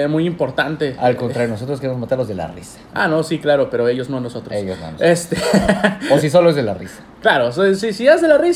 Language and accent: Spanish; Ciudad Constitución, Baja California Sur, Mexico; also born or lived in Los Cabos; now in Cabo San Lucas, Mexico; No nací tal cual aquí en Los Cabos, nací en Ciudad Constitución, que es un lugar que está como casi 5 o 7 horas de aquí de Cabo San Lucas. Ah, pero sigue siendo Baja California Sur.